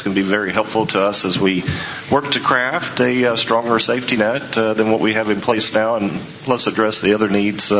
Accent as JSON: {"language": "English", "region": "North Carolina", "country": "United States", "said": "I'm from North Carolina and, quite frankly, live about as far east as you can be from here, unless you're going to go to an island in the Atlantic Ocean."}